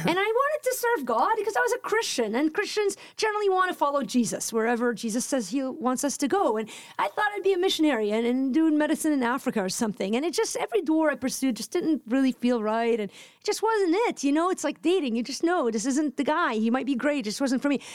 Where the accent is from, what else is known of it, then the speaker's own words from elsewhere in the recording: Lebanon; moved away; I'm Lebanese. I grew up in Lebanon